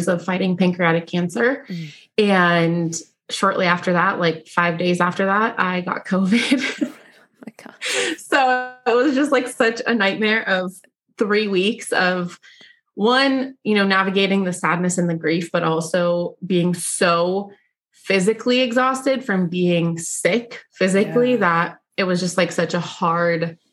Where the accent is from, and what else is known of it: Pittsburgh, Pennsylvania, United States; born or raised there; also born or lived in Bulgaria